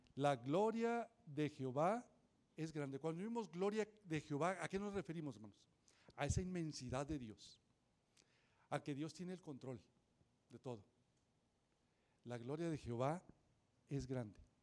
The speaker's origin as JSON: {"language": "Spanish", "region": "Nuevo León", "country": "Mexico", "tie": "born or raised there", "also_born_or_lived": "Montemorelos / Linares / San Nicolás de los Garza", "said": "yo nací acá en Montemorelos, después me fui a, ver, a, vivir a Linares, allá a la tierra de mi paisano Saúl. Y después me vine acá a San Nicolás y ahí estuve"}